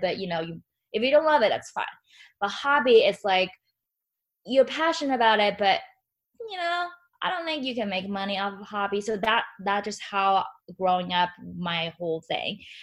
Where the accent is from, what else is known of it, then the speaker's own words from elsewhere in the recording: China; moved away; growing up in China